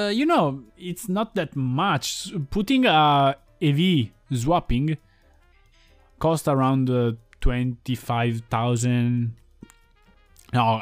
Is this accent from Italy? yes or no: yes; Italy; born or raised there